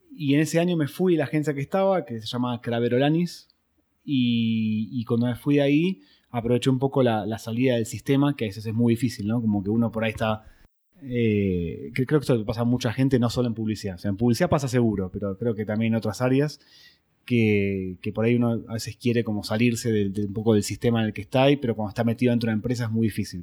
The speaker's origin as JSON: {"language": "Spanish", "region": "Buenos Aires", "country": "Argentina", "said": "soy argentino"}